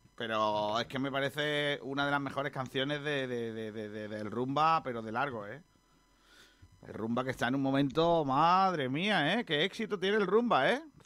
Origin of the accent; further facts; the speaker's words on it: Benagalbón, Andalusia, Spain; ese es mi pueblo